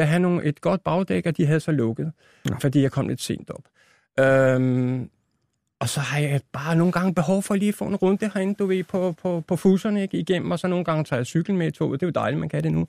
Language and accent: Danish; Albertslund, Capital Region of Denmark, Denmark; also born or lived in Roskilde; now in Hundige, Denmark; Født i Roskilde, et eller andet. Ikke? Men hele min barndom, det er Vestegn